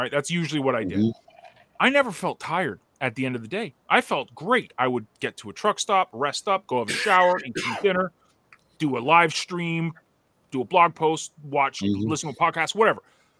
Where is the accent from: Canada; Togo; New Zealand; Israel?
Canada; I'm Canadian, man. I'm not American